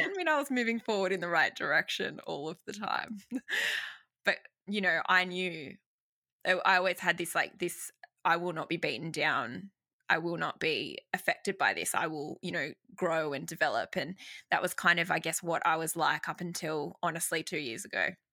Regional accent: Sydney, New South Wales, Australia; I'm from Sydney, Australia, born and bred, and have not left

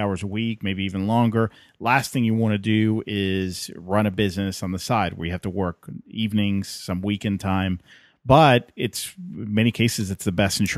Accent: Atlanta, Georgia, United States; here in my hometown of Atlanta.

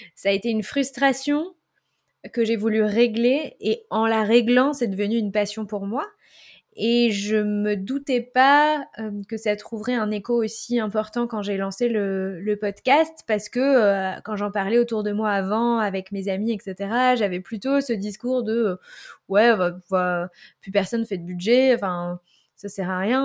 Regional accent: Île-de-France, France; also born or lived in Paris; je vivais à Paris, mais j'ai grandi en Ile-de-France et j'ai vécu à Paris en tant que jeune active.

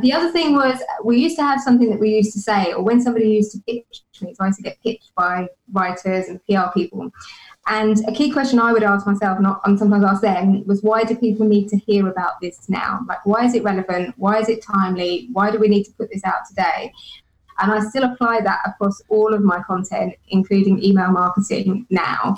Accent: United Kingdom; being British

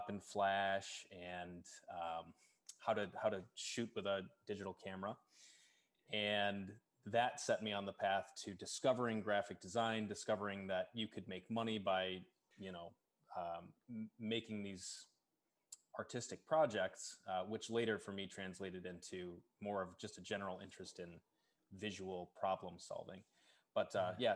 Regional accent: Kalamazoo, Michigan, United States; moved away as an adult; now in Chicago, United States; my hometown is Kalamazoo, Michigan.

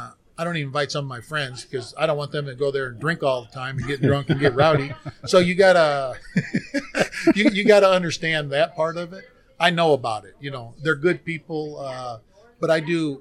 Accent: Gary, Indiana, United States; I grew up in Gary, Indiana.

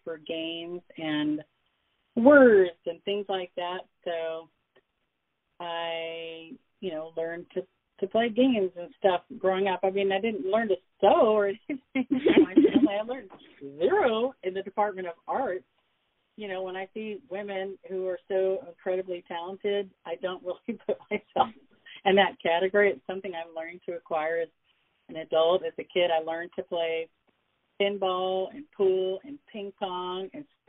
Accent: Southern California, United States; also born or lived in Memphis, Tennessee; now in Seattle, United States; I started life out in Memphis, Tennessee, where my parents met, and we were mostly raised in Southern California.

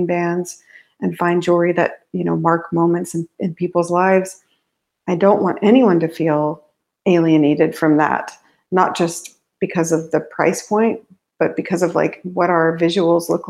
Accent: New Mexico, United States; also born or lived in Navajo Nation; I grew up in New Mexico. And in my early life, I lived in the Navajo Nation

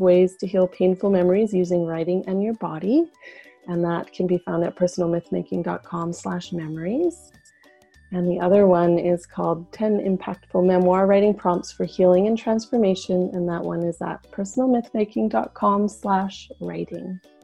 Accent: Yukon, Canada; moved away; where I'm from in Canada, which is the far north uh, in the Yukon. I actually just got back two days ago, so I'm still kind of glowing from being back in my hometown

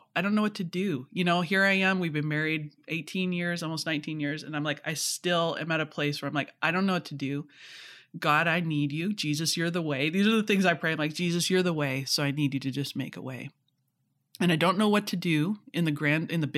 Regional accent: Canada; I'm Canadian, you know, Scottish parents

